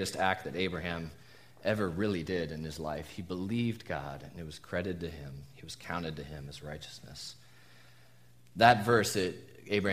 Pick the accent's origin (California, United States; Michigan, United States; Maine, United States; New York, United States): California, United States; Southern; moved away as an adult; also born or lived in Tucson, Arizona; we're SoCal natives originally, but spent the last 5 years before moving here in the desert